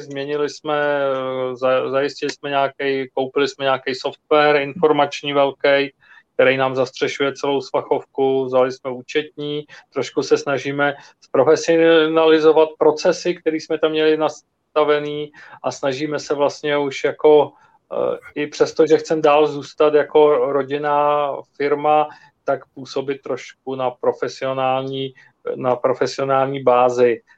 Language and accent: Czech; Czechia